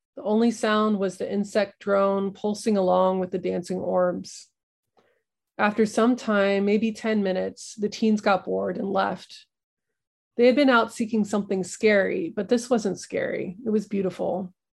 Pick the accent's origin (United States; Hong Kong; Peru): United States; the Ozarks; moved away as an adult; Growing up in the Ozarks